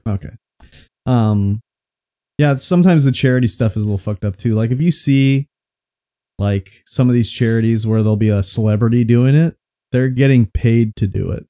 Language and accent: English; Canada; we're Canadian here